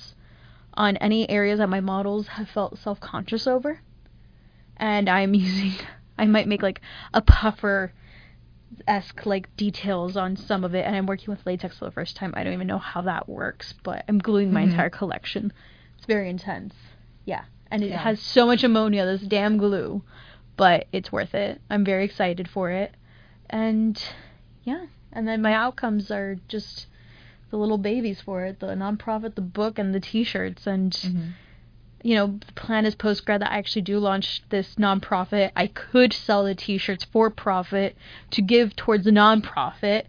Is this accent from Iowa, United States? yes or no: no; Miami, Florida, United States; moved away; I grew up in Miami